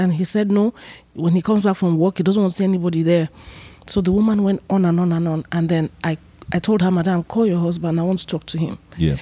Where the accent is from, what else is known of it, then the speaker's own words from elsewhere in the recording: Benin City, Edo, Nigeria; moved away; also born or lived in Lagos / Asaba; I was born and raised in Benin, Edo State